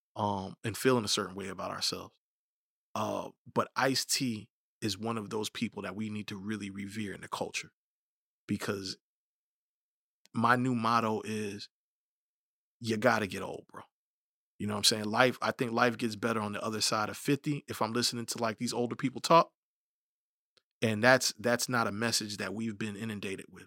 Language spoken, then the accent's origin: English; United States; we're all American